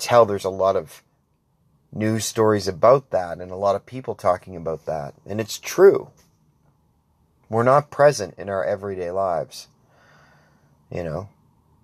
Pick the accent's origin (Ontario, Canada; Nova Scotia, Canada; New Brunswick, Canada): New Brunswick, Canada; Grand Bay-Westfield; I'm from Grand Bay originally